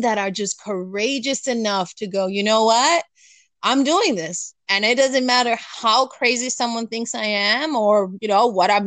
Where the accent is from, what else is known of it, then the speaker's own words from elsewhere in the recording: Florida, United States; also born or lived in New York City, United States / Los Angeles, California, United States; I was in California from kindergarten to third grade. And then we moved over here to Florida